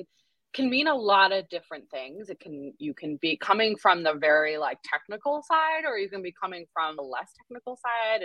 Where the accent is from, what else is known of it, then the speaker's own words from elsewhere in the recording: Connecticut, United States; now in Massachusetts, United States; I grew up in Connecticut